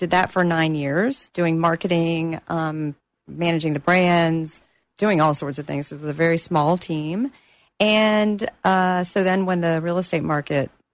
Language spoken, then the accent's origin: English; Pensacola, Florida, United States; moved away as an adult; I grew up in Pensacola, Florida